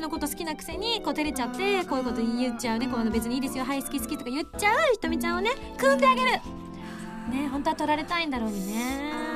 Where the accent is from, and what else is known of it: Ube, Yamaguchi, Japan; born or raised there; moved away